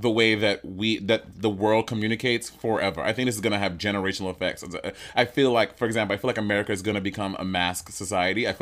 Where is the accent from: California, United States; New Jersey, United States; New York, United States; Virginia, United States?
New York, United States; New York City; I'm from Brooklyn, East Flatbush